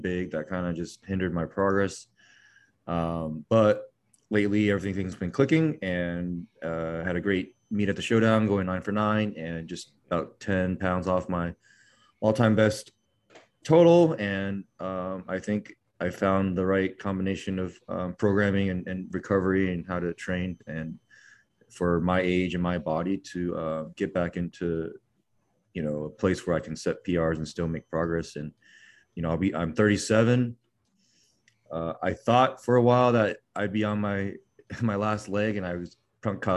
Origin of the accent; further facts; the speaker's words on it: San Diego, California, United States; also born or lived in Taiwan; now in Irvine, United States; And I grew up in San Diego